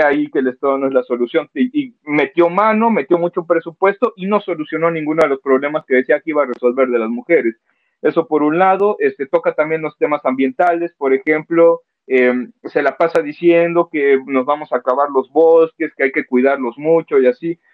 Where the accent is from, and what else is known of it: Mexico